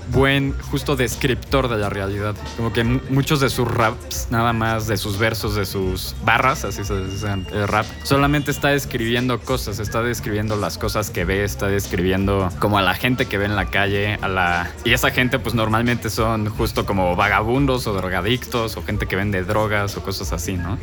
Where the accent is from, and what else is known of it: Mexico